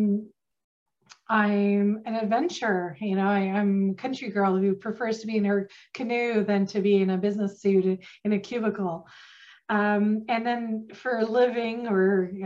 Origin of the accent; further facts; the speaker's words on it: Northern Ontario, Canada; accent: country twist; now in Ottawa, Canada; I have a little bit of a country twist to me because I'm from Northern Ontario originally